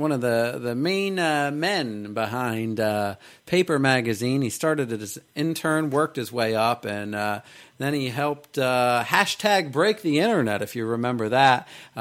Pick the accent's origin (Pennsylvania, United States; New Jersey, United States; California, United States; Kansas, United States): New Jersey, United States; Atlantic City; I'm from Atlantic City.